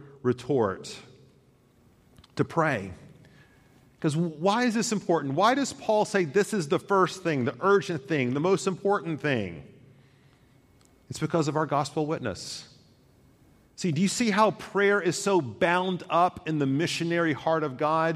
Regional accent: Chattanooga, Tennessee, United States; growing up in Chattanooga, which is surrounded by lakes and rivers and such

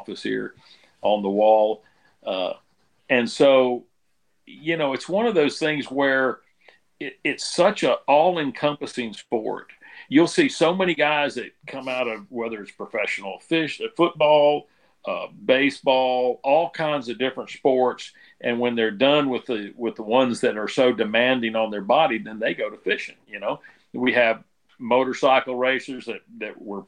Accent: Florida, United States; I'm born and raised in Florida rather than Louisiana.

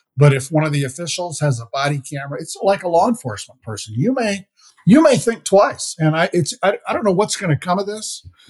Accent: Iowa, United States; now in Minnesota, United States; my home state of Iowa

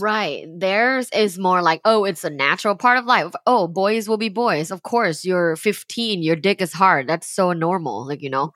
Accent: Thailand; moved away as an adult; now in United States; I'm from Thailand. I moved here for graduate school.

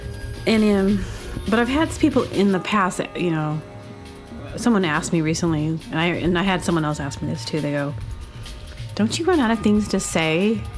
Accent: Southern United States, United States; I think I'm really from the South, so.

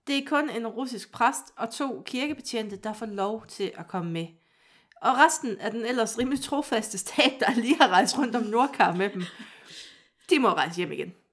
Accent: Vejle, Southern Denmark, Denmark; Jeg er født i Vejle

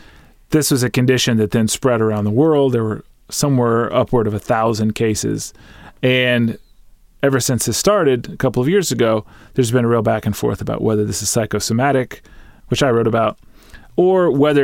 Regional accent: San Antonio, Texas, United States; born or raised there

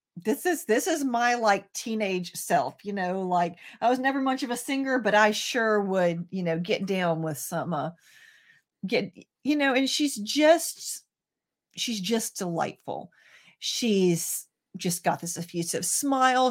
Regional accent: American South, United States; being American and Southern

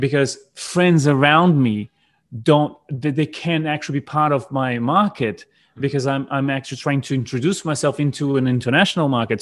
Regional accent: South Brazil, Brazil; English is a second language; also born or lived in New Zealand; my hometown, which is in the south of Brazil, which is where I'm, I'm currently living right now

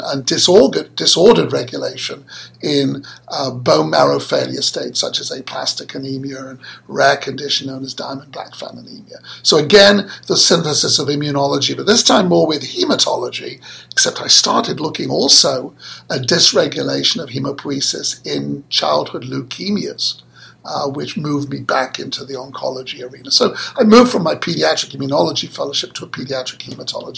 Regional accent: Manchester, North West England, United Kingdom; moved away; I was born and brought up in Manchester, that's in the north of England.

